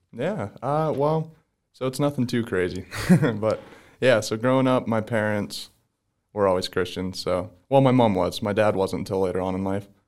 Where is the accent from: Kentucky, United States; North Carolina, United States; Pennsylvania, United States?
Pennsylvania, United States; DuBois; I'm from Du Bois, Pennsylvania